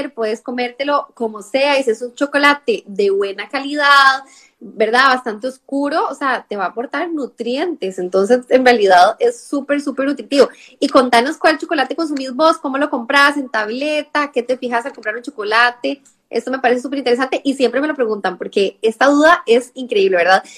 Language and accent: Spanish; Costa Rica; now in Spain; mi acento que soy de Costa Rica